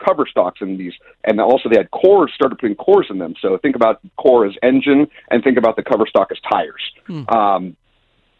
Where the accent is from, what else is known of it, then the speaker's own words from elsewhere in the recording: Ventura County, Southern California, United States; Born and raised here in Southern California. Grew up in Ventura County